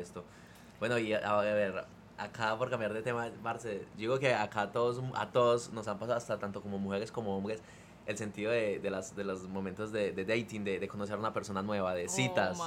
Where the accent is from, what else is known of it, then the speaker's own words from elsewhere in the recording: Colombia; now in California, United States; mi, primer día de colegio en Colombia